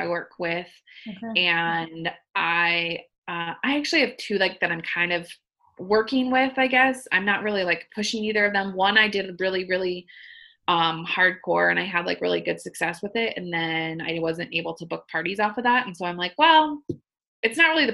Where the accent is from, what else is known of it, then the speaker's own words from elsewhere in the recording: Arizona, United States; now in Minnesota, United States; I was born and raised, well, not born, but I was raised in Arizona. So that's coming from an Arizona girl.